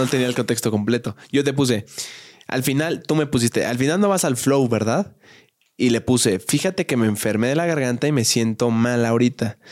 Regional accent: Querétaro, Mexico; moved away; en la ciudad de donde yo soy, en Querétaro

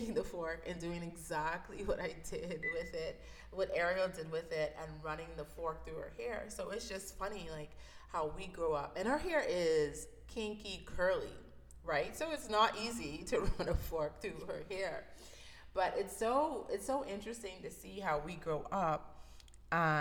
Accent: Bahamas; I grew up in the Bahamas, so I'm originally from the Bahamas.

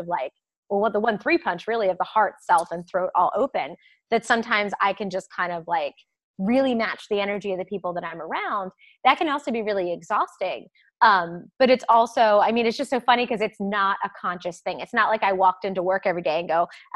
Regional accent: Maryland, United States; accent: a little bit of a Southern; moved away; I grew up in Maryland, south of the Mason-Dixon. So like, I had a little bit of a Southern, not drawl, but like a little bit of a Southern kind of y'alls.

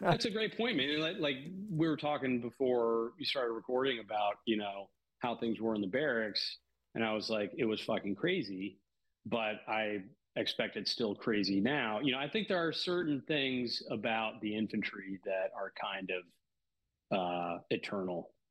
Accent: Washington, District of Columbia, United States; moved away as an adult; also born or lived in New Orleans; I grew up in the D.C. area um, my whole life until uh, I turned 18 and came down to New Orleans to go to college.

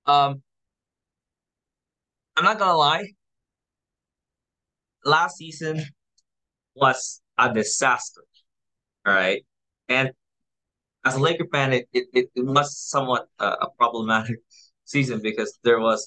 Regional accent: Philippines; in the Philippines, in my home country

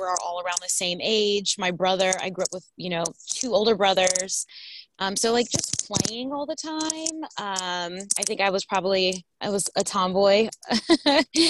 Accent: Houston, Texas, United States; also born or lived in Topeka, Kansas; now in Seattle, United States; I grew up in Houston

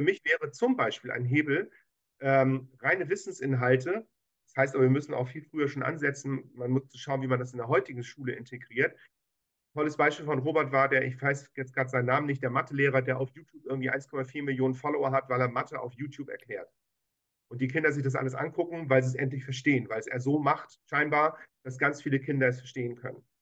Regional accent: Hamburg, Germany; Ich bin Hamburger, geborener Hamburger Jung in 1968.

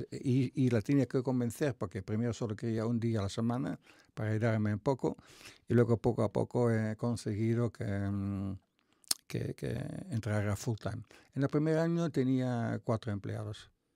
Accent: North Brabant, Netherlands; Spanish is a second language; moved away as an adult; soy de Países Bajos, un pueblo de 20.000 habitantes

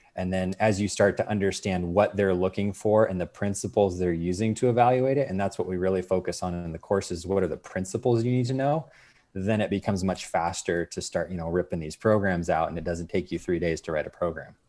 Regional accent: Arizona, United States; I'm really originally from Arizona

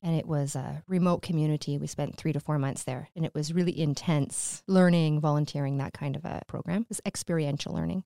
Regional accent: Sault Ste. Marie, Ontario, Canada; moved away as an adult; I'm from the Sioux originally

